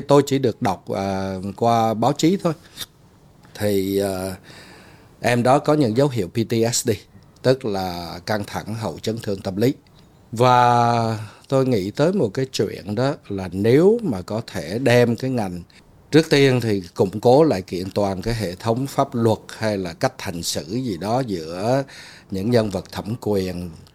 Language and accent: Vietnamese; Ho Chi Minh City, Vietnam; moved away as an adult; also born or lived in Hue, Vietnam / United States / Hanoi, Vietnam; tôi sinh ở huế lớn lên ở sài gòn 28 năm đi qua Mỹ ở 28 năm